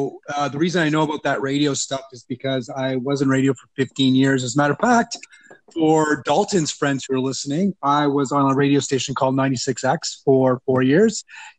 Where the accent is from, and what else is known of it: Canada; now in Florida, United States